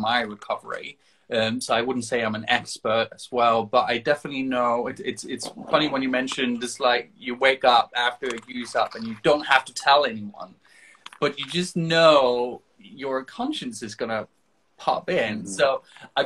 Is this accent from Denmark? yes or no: yes; Denmark; moved away; I'm from Denmark originally.